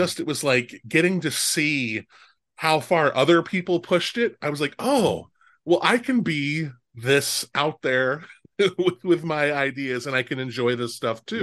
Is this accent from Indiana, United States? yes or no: no; Omaha, Nebraska, United States; I grew up in Omaha, Nebraska